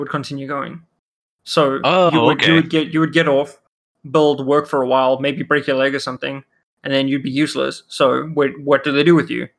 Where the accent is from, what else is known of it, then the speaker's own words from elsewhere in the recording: South Africa; first language Afrikaans; English is a second language; I'm South African.